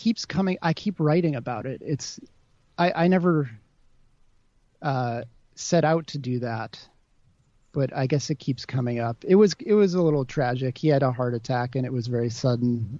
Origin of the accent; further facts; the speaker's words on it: Wilmette, Illinois, United States; also born or lived in Chicago, Illinois; now in Brooklyn, United States; I'm from Chicago